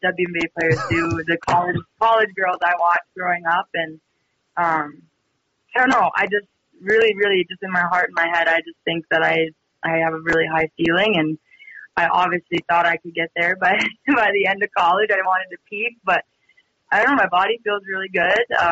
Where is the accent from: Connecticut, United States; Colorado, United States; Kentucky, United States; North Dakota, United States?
North Dakota, United States; Edmore; also born or lived in Devils Lake, North Dakota; my hometown, Edmore, is about 20, 30-ish minutes, depending how fast you're driving, northeast of Devil's Lake